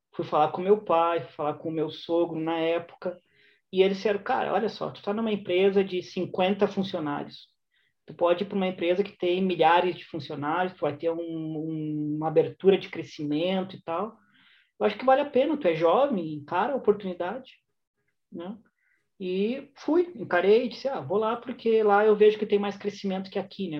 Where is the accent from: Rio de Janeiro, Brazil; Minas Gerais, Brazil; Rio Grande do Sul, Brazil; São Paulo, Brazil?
Rio Grande do Sul, Brazil; Porto Alegre; moved away as an adult; also born or lived in Shanghai, China; now in Madrid, Spain; Eu cresci é, no bairro de Teresópolis, aí em Porto Alegre